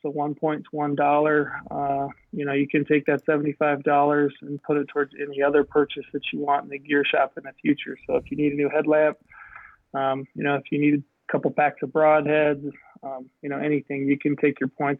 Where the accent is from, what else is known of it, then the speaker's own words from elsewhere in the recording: Utah, United States; here in my home state of Utah